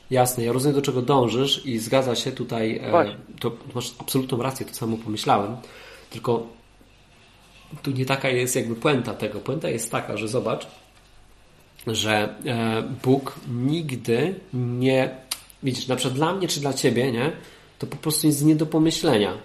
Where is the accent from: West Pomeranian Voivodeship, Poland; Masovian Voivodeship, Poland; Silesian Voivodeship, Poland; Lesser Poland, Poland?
Silesian Voivodeship, Poland; Katowice; now in Sopot, Poland; Ja jestem z Katowic